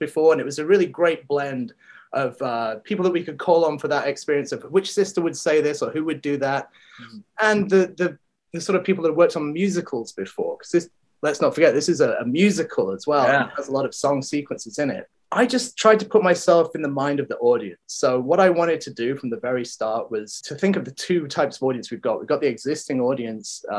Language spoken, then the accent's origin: English; Wales, United Kingdom; moved away; I grew up actually in Wales, but in Wales where I grew up, there's castles everywhere.